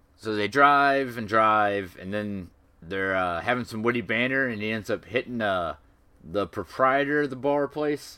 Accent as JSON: {"language": "English", "country": "United States", "said": "I'm an American"}